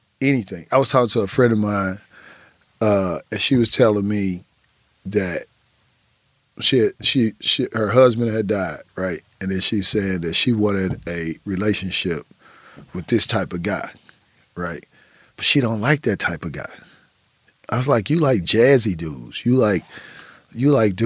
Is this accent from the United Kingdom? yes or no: no; Midwest, United States; I grew up in the Midwest